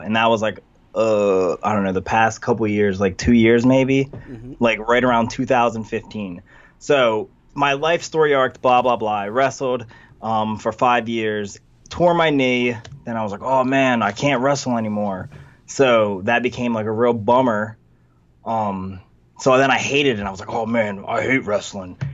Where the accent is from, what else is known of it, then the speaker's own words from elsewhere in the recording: Vineland, New Jersey, United States; a little place called Vineland, New Jersey